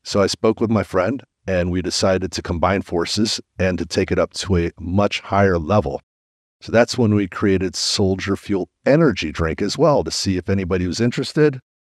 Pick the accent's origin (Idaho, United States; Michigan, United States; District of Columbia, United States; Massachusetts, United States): District of Columbia, United States; Washington; also born or lived in Mexico City, Mexico; I grew up in Washington, D C